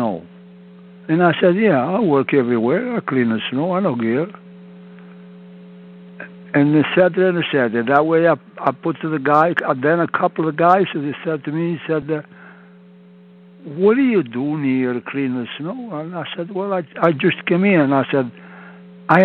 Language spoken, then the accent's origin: English; Italy; English is a second language; moved away as an adult; also born or lived in Montreal, Canada; I was born in Italy